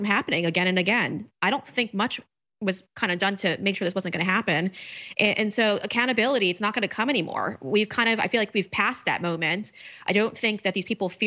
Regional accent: New York, United States; moved away; I'm from New York and I don't live there now, obviously, but I still have family there

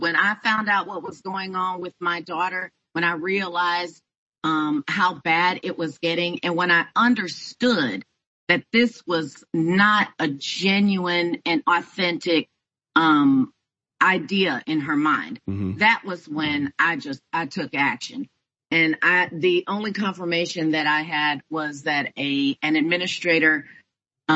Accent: Houston, Texas, United States; now in Houston, United States; my hometown of Houston, Texas

